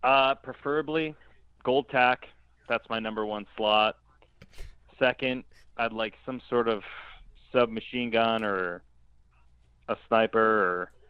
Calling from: Buffalo, New York, United States; calling from Buffalo, New York.

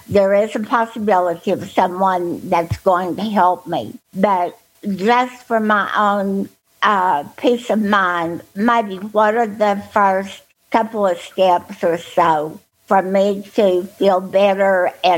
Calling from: Texas, United States; from Texas. And I hope y'all are warmer than we are.

